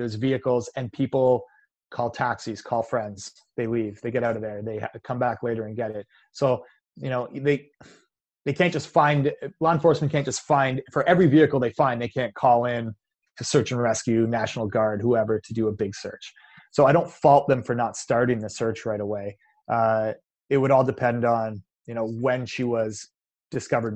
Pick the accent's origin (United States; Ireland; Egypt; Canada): Canada; I'm Canadian